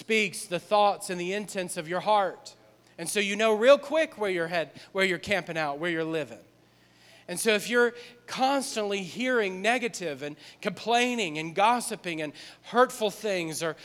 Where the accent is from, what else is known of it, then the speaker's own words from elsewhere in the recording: New Orleans, Louisiana, United States; moved away; we're from New Orleans.